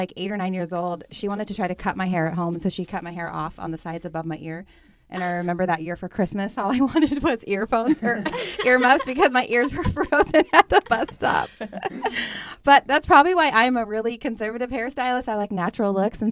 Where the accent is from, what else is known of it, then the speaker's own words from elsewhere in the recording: Astoria, Oregon, United States; moved away as an adult; also born or lived in Portland, Oregon / Arizona; a little small town I grew up in Astoria, Oregon.